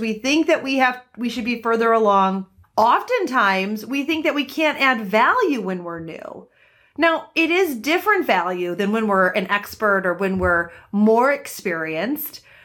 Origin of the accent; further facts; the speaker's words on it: Detroit, Michigan, United States; now in Research Triangle Park, United States; I'm originally from Detroit